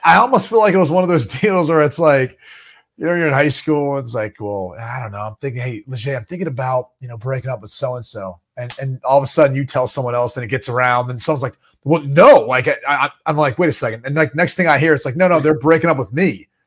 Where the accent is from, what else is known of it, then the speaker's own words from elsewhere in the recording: Dublin, Ohio, United States; moved away; I grew up in Dublin, Ohio, home of Wendy's